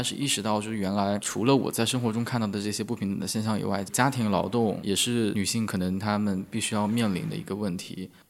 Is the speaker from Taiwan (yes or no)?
no; northern China, China; 我是来自于北方城市的嗯，北，很内陆的城市